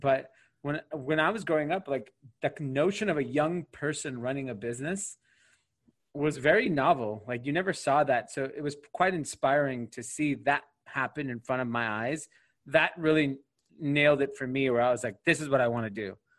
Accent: Granada Hills, California, United States; I grew up in Granada Hills, California, which is a suburb of LA. It's in an area called the San Fernando Valley, the Valley, how it's referred to as.

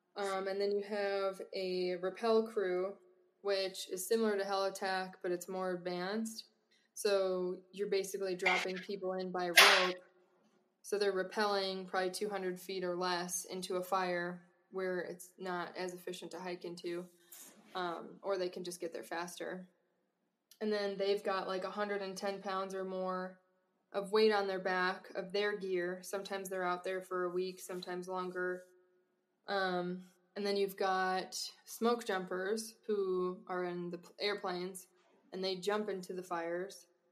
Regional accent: Wisconsin, United States; moved away as an adult; growing up in Wisconsin

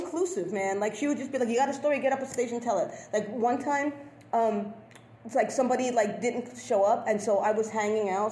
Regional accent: New York City, New York, United States; also born or lived in South Slope, Brooklyn; I grew up in the Bronx

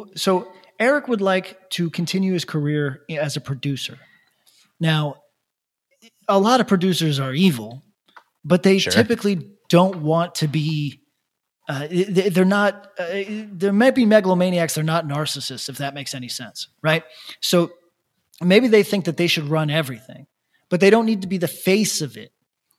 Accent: California, United States; I'm from California. I came over here to act on those thoughts.

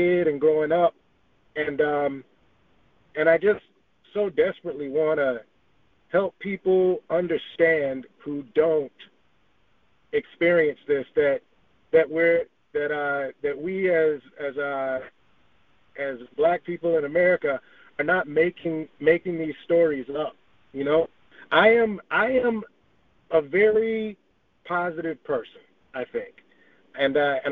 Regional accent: Georgia, United States; also born or lived in Los Angeles, United States; born and raised most of my formative years in Georgia

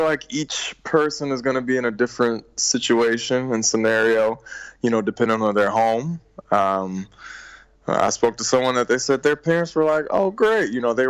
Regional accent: Richmond, Virginia, United States; born or raised there

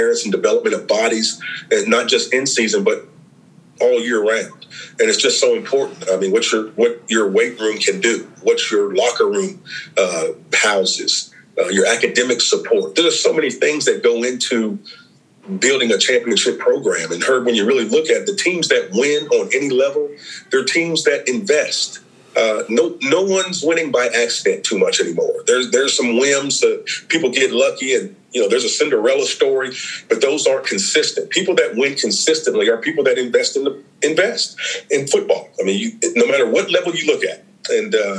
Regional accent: Charlotte, North Carolina, United States; I'm from Charlotte. You know, I went to middle school, Randolph Middle School, went to high school, East Meck High School

